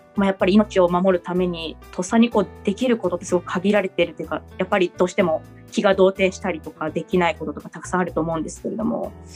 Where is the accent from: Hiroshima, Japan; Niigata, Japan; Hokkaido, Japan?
Niigata, Japan; 私新潟なんですけれども